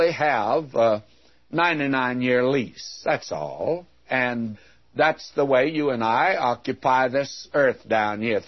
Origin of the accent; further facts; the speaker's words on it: United States; I was born here, and I'm American